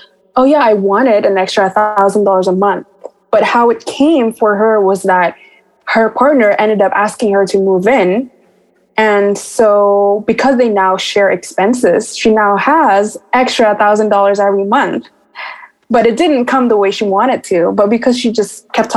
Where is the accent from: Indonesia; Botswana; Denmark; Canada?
Indonesia; Bali; moved away; I also came from a third world country. So I came from Bali, Indonesia